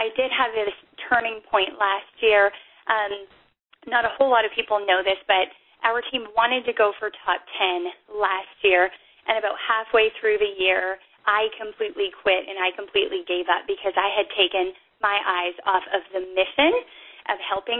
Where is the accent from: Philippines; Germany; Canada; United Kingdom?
Canada; But I wasn't allowed to become a coach because I'm Canadian